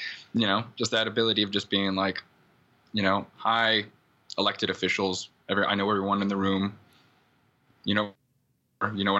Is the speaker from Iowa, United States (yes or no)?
yes; Iowa, United States; now in Oakland, United States; I'm from Iowa.